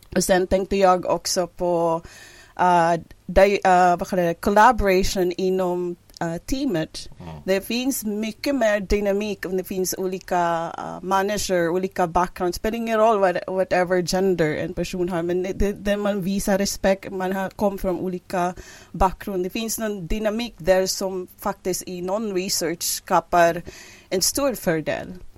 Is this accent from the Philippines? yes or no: yes; Philippines; first language English and Filipino; Swedish is a second language; moved away as an adult; now in Hudiksvall, Sweden; jag som kom ursprungligen från Filippinerna och flyttade från Värmland till, till Sverige elva år sedan